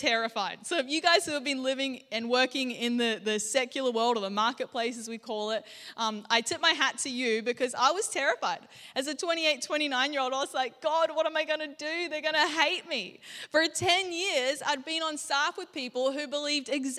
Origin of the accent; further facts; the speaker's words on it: Gold Coast, Queensland, Australia; also born or lived in Anderson, South Carolina; now in Brisbane, Australia; I rocked up, this chick from the Gold Coast, and I'm like, hey, how you guys doing? And they're like, this was their response every time to my accent